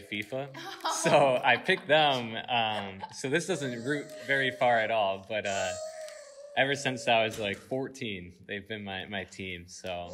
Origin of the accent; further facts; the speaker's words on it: Sun Prairie, Wisconsin, United States; I grew up in Sun Prairie, Wisconsin, and that's right outside Madison